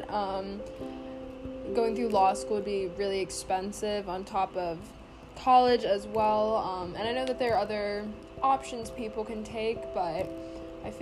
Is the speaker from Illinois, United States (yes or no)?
no; Pawleys Island, South Carolina, United States; I'm from Pawleys Island, South Carolina.